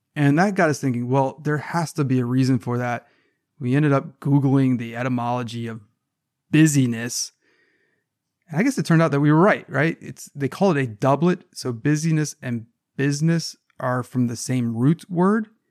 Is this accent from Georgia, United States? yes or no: yes; Savannah, Georgia, United States; I, am from Savannah, Georgia. I'm, i grew up in the South